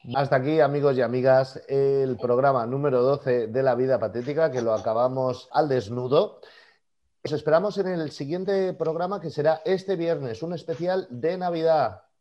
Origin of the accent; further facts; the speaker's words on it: Catalonia, Spain; nosotros somos catalanes